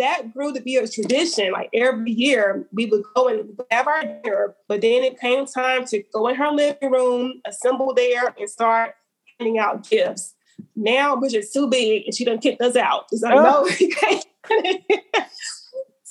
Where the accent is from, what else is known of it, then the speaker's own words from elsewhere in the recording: Alabama, United States; So I have nothing negative to say about my home state.